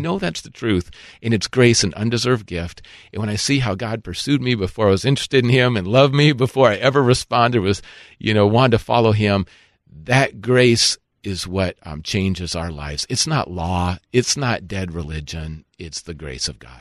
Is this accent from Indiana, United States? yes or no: no; Minnesota, United States; I grew up in Minnesota